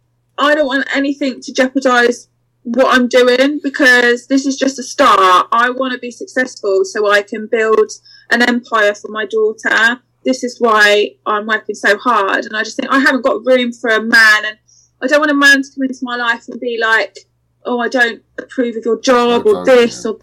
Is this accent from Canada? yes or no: no; England, United Kingdom; I'm half Spanish, but yeah, I am from England. I was born in England